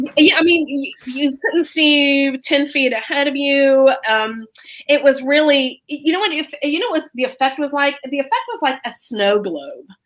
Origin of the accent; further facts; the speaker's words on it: Florida, United States; moved away as an adult; now in New York City, United States; I am originally from Florida, but I've lived up in New York City for almost 30 years.